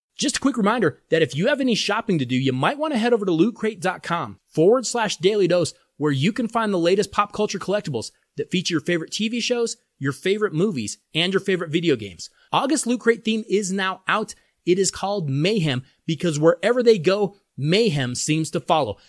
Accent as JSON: {"language": "English", "region": "Colorado", "country": "United States", "tie": "born or raised there", "said": "my hometown state of Colorado"}